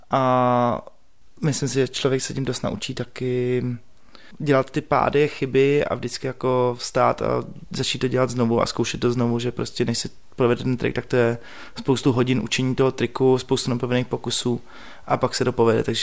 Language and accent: Czech; Prague, Czechia; A já jsem vyrůstal na letní